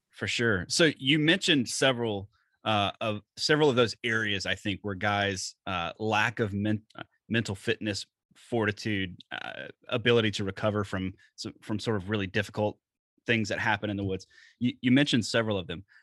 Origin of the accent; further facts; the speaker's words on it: Alabama, United States; moved away; I'm from the Deep South. I'm originally from Alabama.